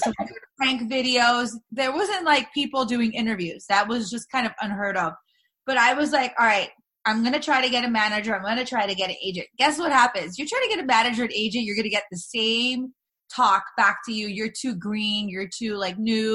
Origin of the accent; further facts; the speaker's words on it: Los Angeles, California, United States; I'm born and raised in LA. All my family's here